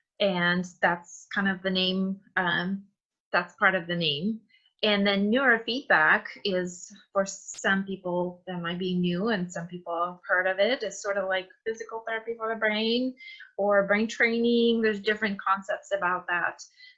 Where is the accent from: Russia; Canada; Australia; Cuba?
Russia; English is a second language; Yeah, it's Russian. I'm from Russia.